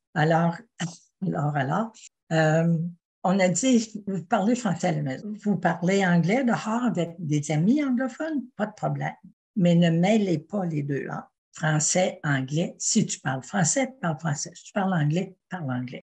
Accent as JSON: {"language": "French", "town": "Quebec City", "region": "Quebec", "country": "Canada", "tie": "born or raised there", "also_born_or_lived": "Ottawa / Le Bic, Quebec", "said": "j'ai grandi à Québec et ah. j'ai continué ma jeunesse à Québec"}